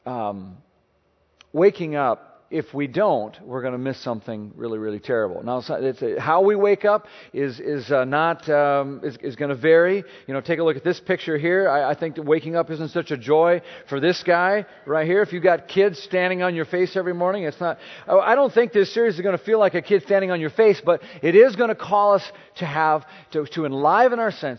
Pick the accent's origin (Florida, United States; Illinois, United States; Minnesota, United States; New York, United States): Minnesota, United States; now in Maryland, United States; I'm not originally from Maryland, Minnesota guy